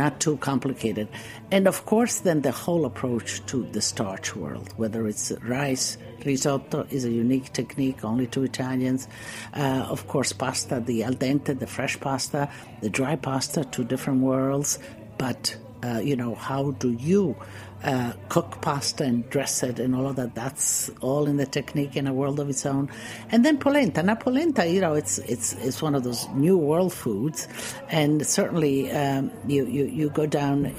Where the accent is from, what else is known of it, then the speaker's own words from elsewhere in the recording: Istria County, Croatia; moved away; there's a little peninsula called Istria, and it's now part of Croatia. And I was born there, and that was all Italy.